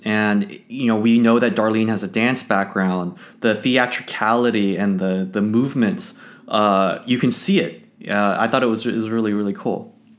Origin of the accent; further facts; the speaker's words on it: Los Angeles, California, United States; I grew up in Los Angeles with, with the Lakers